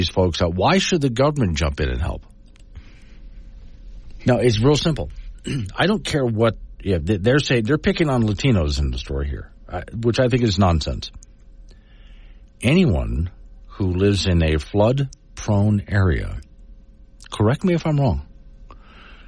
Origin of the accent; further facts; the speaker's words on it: Sanibel, Florida, United States; my hometown of Sanibel Island, Florida